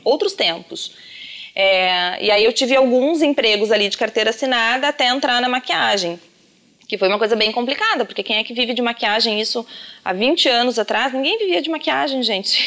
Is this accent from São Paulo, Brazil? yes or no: no; São Sebastião do Caí, Rio Grande do Sul, Brazil; moved away; eu sou do interior, eu sou de São Sebastião do Caí, uma cidade bem pequena